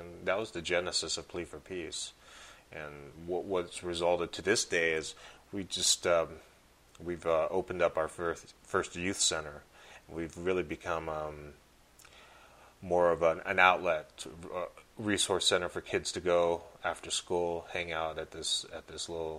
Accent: Bay Area, Northern California, United States; growing up in the Bay Area, Northern California

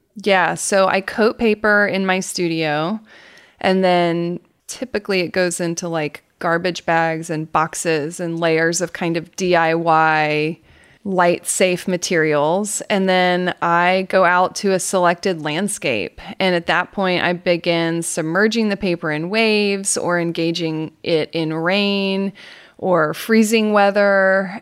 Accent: Atlanta, Georgia, United States; accent: Southern; I am from Atlanta, Georgia, and you will hear me say things like y'all, and you'll hear my Southern accent

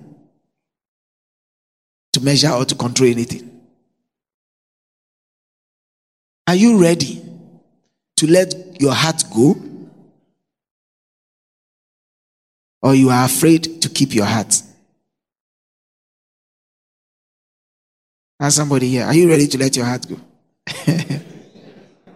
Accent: Nungua, Greater Accra, Ghana; also born or lived in Cantonments, Accra; In Nungwa, where I grew up from

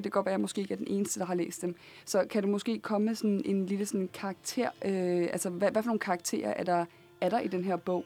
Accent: Copenhagen, Capital Region of Denmark, Denmark; jeg er opvokset på Nørrebro

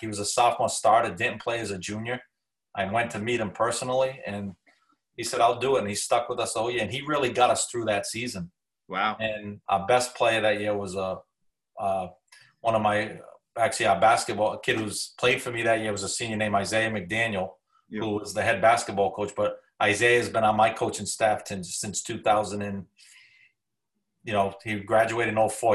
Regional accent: Cranston, Rhode Island, United States; also born or lived in Johnston, Rhode Island; I grew up around Cranston East football, you know, probably, you know, five and six years old

